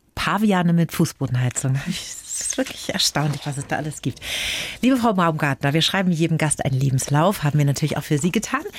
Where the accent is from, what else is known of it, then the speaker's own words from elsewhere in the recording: Middle Franconia, Bavaria, Germany; aus meiner Heimat, aus Mittelfranken